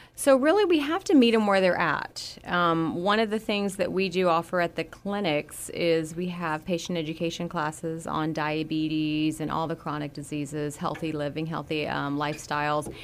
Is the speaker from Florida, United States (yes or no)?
yes; Florida, United States; moved away; I grew up with gators in Florida